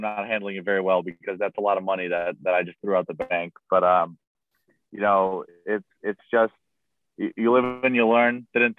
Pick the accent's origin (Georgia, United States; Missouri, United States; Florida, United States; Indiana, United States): Indiana, United States; growing up in Indiana